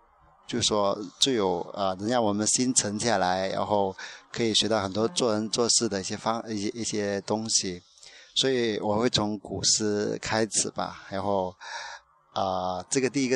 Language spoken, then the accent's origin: Chinese; Guangdong, China; 虽然我是一个广东人，但是我从小到大都不都基本上不讲粤语